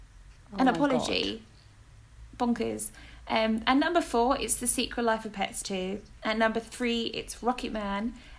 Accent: East of England, United Kingdom; accent: Essex; But yeah, my accent is from Essex. I have Welsh family, I have Cockney family, and now I have Northeastern family. So it's a big mixture, and I apologise.

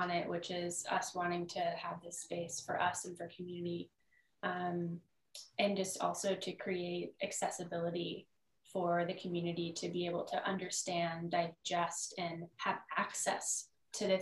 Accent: Michigan, United States; now in Austin, United States; I am from Michigan

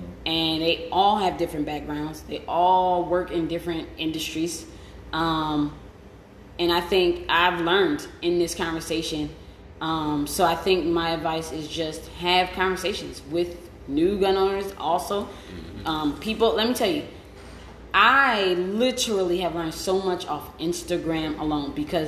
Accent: Detroit, Michigan, United States; now in Ohio, United States; I'm from Detroit and lives in Ohio.

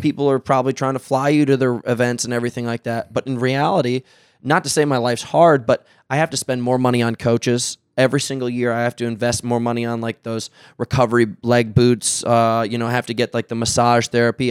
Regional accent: New York City, New York, United States; now in California, United States; I'm from New York City

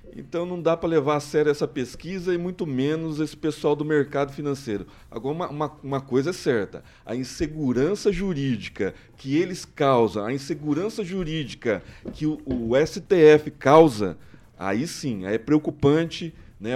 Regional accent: Maringá, Paraná, Brazil; Maringá, onde eu nasci

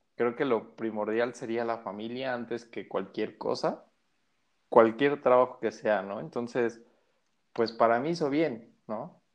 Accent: Mexico; desde mi perspectiva como mexicano

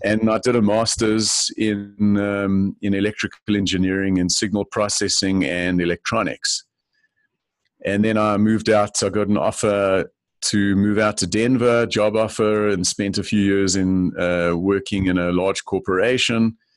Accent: Johannesburg, Gauteng, South Africa; moved away as an adult; I grew up in Johannesburg, South Africa

